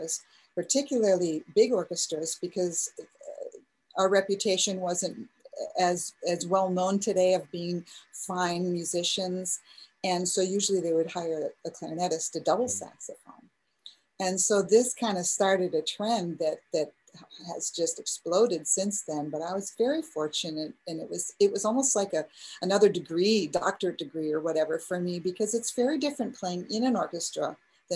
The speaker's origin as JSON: {"language": "English", "region": "Midwest", "country": "United States", "also_born_or_lived": "Texas", "moved": "yes", "lives_now": "Illinois, United States", "said": "I'm from the Midwest"}